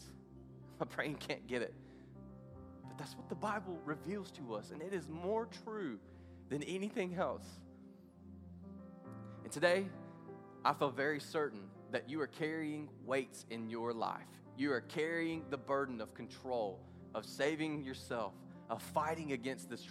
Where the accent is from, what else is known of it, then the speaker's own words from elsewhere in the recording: the South, United States; I grew up in the South at a place to where everybody goes to church, much like here